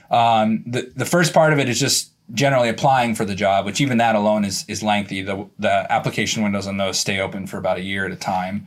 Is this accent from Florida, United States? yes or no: yes; Florida, United States; I grew up in Florida hunting and fishing